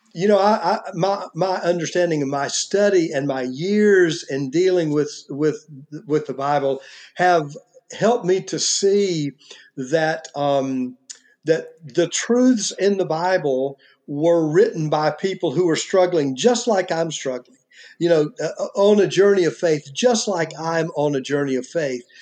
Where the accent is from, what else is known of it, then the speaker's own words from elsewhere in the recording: United States; I am an American and not you know, a Mexican